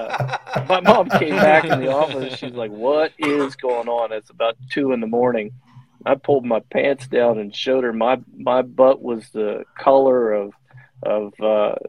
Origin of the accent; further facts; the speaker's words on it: Ohio, United States; when I was from Ohio, which is where I'm at.